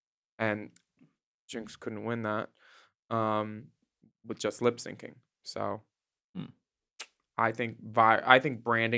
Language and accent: English; Australia; as an Australian, like